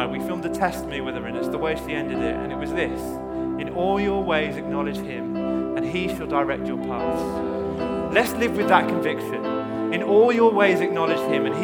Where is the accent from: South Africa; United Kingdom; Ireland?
United Kingdom; I hate being British sometimes, but I love it at the same time.